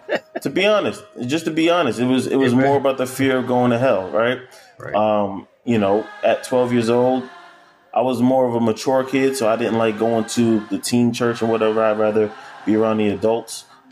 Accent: Newark, New Jersey, United States; also born or lived in Irvington, New Jersey / Maplewood, New Jersey; I was born in Newark, raised in Irvington and also Maplewood area within the first 5 years of my life. Wow. Always been to church my entire life. My mom, I come from a family basically of churchgoers.

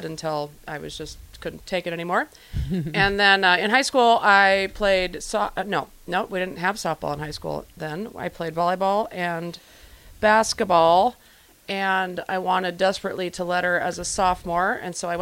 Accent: Lincoln, Nebraska, United States; I am from Lincoln. Grew up in Lincoln.

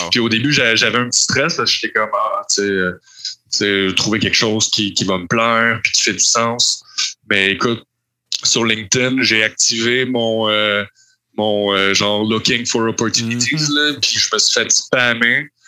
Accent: Montreal, Quebec, Canada; Oui, oui, je viens de Montréal. J'ai pas mal toujours habité à Montréal.

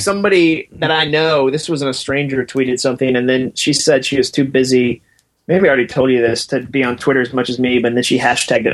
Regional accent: Massachusetts, United States; moved away as an adult; I grew up in Massachusetts

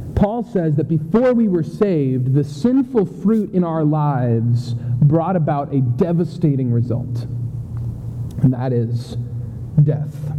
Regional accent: New Hampshire, United States; moved away; I grew up in New Hampshire.

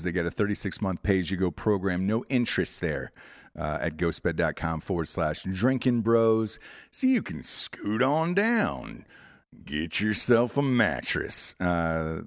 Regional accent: Atlanta, Georgia, United States; moved away; also born or lived in California; I'm from Atlanta

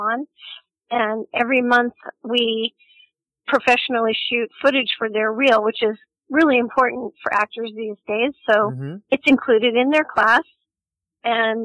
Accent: Los Angeles, California, United States; I grew up in Los Angeles in the 60s, 70s, and 80s

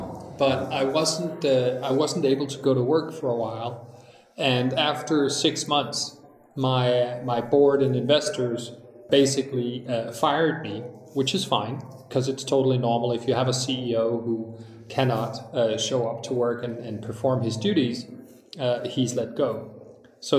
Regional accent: Denmark

